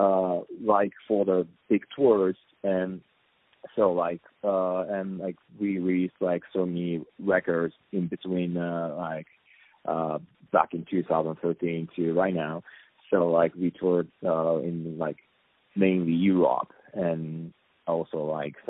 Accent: Japan; English is a second language

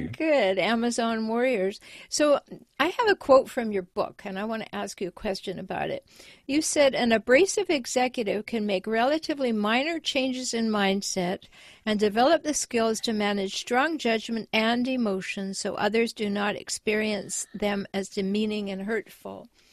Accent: Canada; now in United States; I have dual citizenship, but I was raised in Canada.

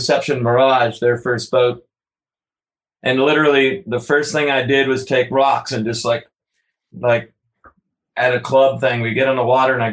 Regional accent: Florida, United States; moved away; also born or lived in New Hampshire; we're from Florida

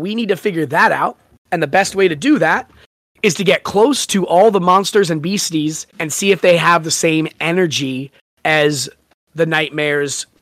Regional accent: San Diego, California, United States; Neither of us went to San Diego State, but we grew up in San Diego

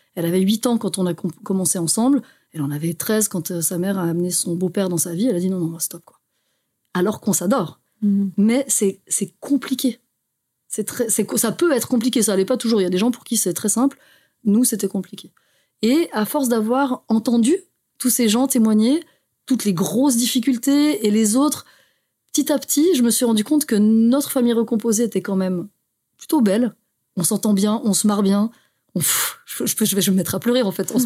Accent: Haute-Savoie, Auvergne-Rhône-Alpes, France; moved away as an adult; also born or lived in Geneva, Switzerland / Brussels, Belgium; je suis née à Genève, parce qu'il faut savoir qu'en Suisse, il y a de très bons hôpitaux, mais j'ai grandi en France. Ah, Donc j'ai grandi en Haute-Savoie

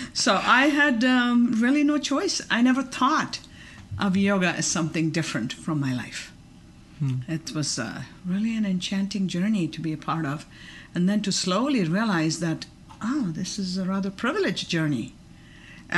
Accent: Bangalore, Karnataka, India; also born or lived in Mysore, India / Fort Collins, Colorado; now in Boulder, United States; family I was raised in Bangalore and Mysore, was a yogic family.

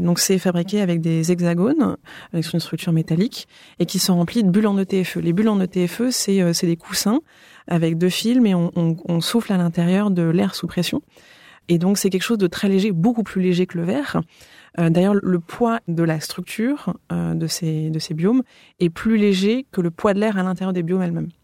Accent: France; moved away as an adult; also born or lived in London; revenir en France, là où j'ai grandi

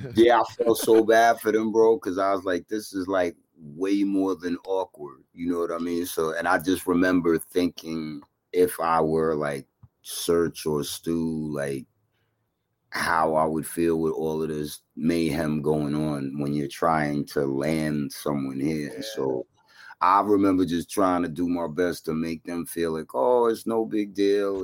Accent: New York City, New York, United States; also born or lived in Bayside, Queens; I was born in Flushing and raised there for the most part, and then I ended up um moving to Bayside when I was in my teenage.

